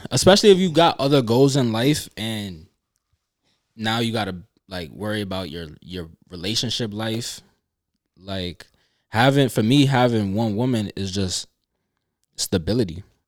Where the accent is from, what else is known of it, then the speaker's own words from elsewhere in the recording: New York, United States; being a New Yorker